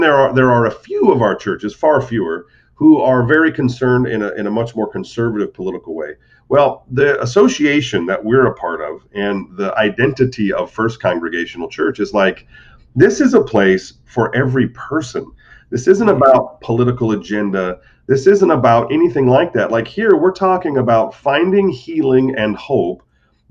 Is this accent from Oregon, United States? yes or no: no; Modesto, California, United States; moved away as an adult; also born or lived in Butte, Montana / Detroit, Michigan; now in Naples, United States; I grew up in Modesto, California, which is North Central